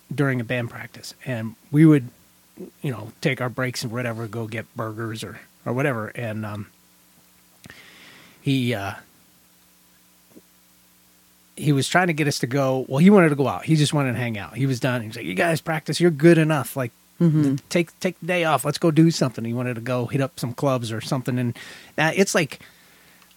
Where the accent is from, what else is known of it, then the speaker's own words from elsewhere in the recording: Shamokin, Pennsylvania, United States; my hometown of Shamokin